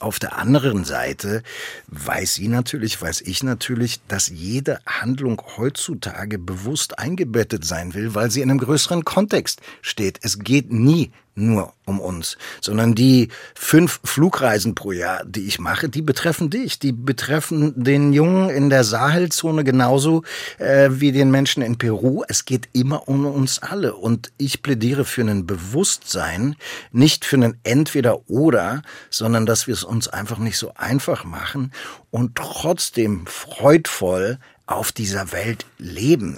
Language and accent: German; Berlin, Germany; ich komme ja aus Berlin